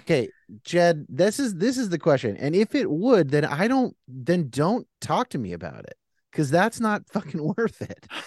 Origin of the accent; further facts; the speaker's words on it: California, United States; I'm a Californian